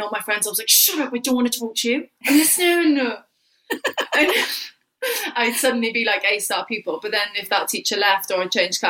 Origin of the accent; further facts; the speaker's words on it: Cardiff, Wales, United Kingdom; So I grew up in Whitchurch in Cardiff, which was sort of like slightly the better sides of the tracks.